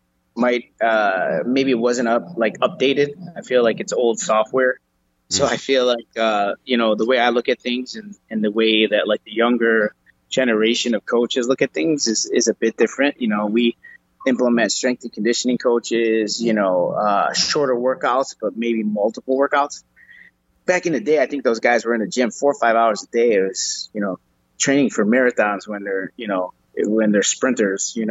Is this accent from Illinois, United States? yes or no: yes; Chicago, Illinois, United States; Chicago, like born and raised in the city